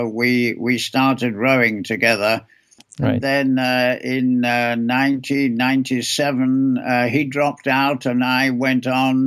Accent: England, United Kingdom; moved away; also born or lived in Chicago, United States; I was born in England. I went to school there.

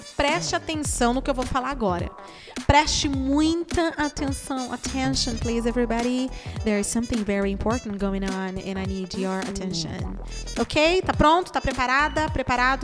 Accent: Brazil; eu sou uma pessoa do Brasil

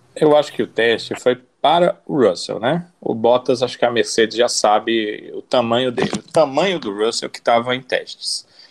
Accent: Brazil; Nós somos brasileiros aqui

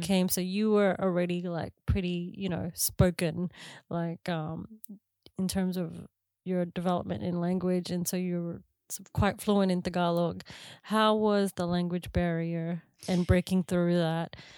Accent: Canberra, Australian Capital Territory, Australia; moved away as an adult; now in New Zealand; I grew up in Canberra

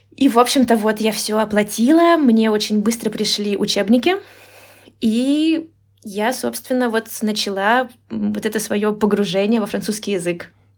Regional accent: Moscow Oblast, Russia; moved away as an adult; now in Tbilisi, Georgia; я выросла в Московской области, и училась я э, в Москве, и, то есть я жила в Москве почти 10 лет

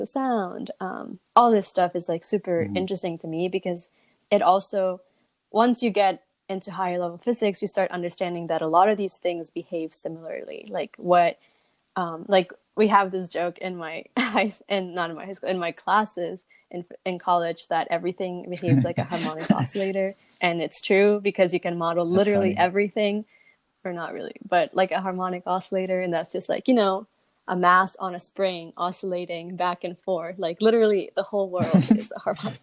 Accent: Southern California, United States; growing up in Southern California

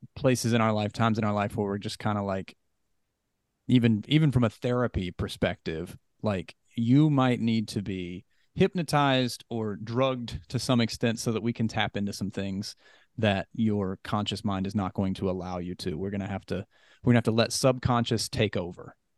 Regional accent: West Virginia, United States; I was raised Christian in West Virginia

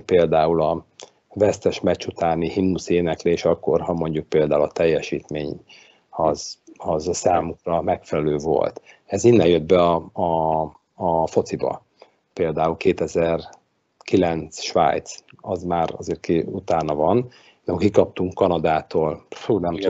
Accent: Budapest, Hungary; itt Kelenföldön, ahol én fölnőttem

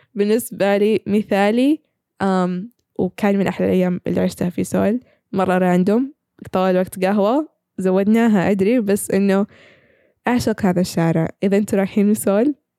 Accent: Saudi Arabia; عندنا في السعوديه

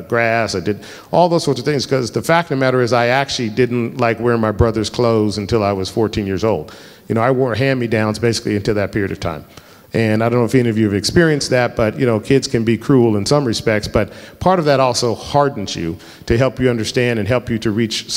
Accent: Denver, Colorado, United States; I grew up in Colorado. I'm the fourth generation in my family from Colorado.

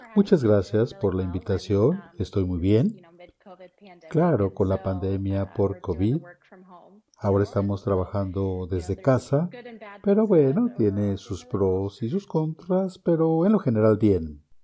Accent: College Station, Texas, United States; also born or lived in Abilene, Texas / Kansas; nací, me crié en Texas, soy de una ciudad que no necesariamente tiene una base agrícola, es decir, College Station

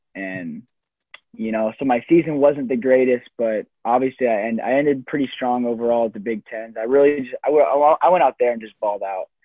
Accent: Iowa, United States; growing up in Iowa

